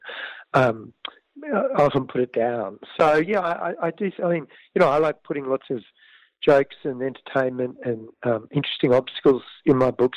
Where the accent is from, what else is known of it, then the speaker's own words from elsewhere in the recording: Canberra, Australian Capital Territory, Australia; my own childhood growing up in Canberra